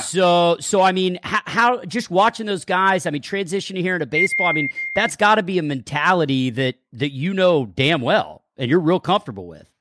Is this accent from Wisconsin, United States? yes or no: no; Texas, United States; moved away; growing up in Texas